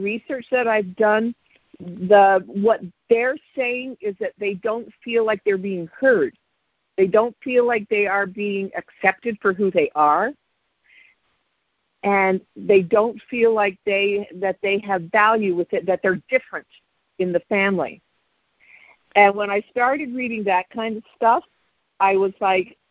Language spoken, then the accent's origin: English; Canada; moved away as an adult; also born or lived in Chicago area, United States; now in Chicago, United States; I am originally Canadian